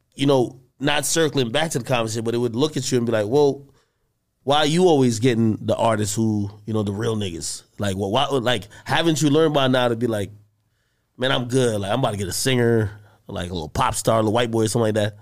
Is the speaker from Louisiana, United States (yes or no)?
no; New Jersey, United States; I'm from Jersey.